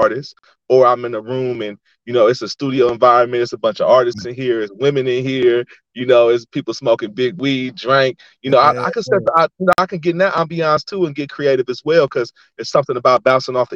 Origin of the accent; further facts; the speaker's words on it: Oakland, California, United States; moved away as an adult; also born or lived in San Diego, California; now in Las Vegas, United States; I grew up in Oakland